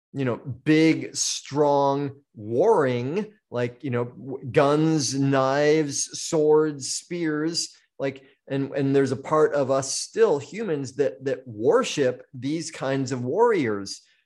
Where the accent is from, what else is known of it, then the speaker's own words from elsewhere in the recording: Maine, United States; now in Maui, United States; I was born in Maine, so I am a full-blooded maniac.